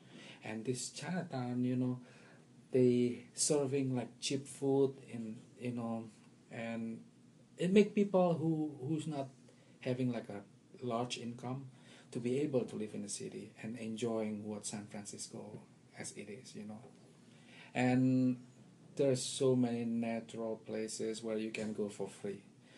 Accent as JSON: {"language": "English", "country": "Indonesia", "second_language": "English", "moved": "yes", "lives_now": "Washington, D.C., United States", "said": "That's the home for the past almost 17 years now. But I originally come from Indonesia, and yeah, I've been around different places"}